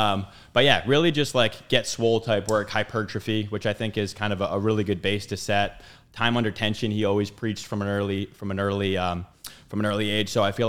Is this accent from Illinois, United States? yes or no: no; Bristol, Rhode Island, United States; Bristol, Rhode Island. Played youth sports.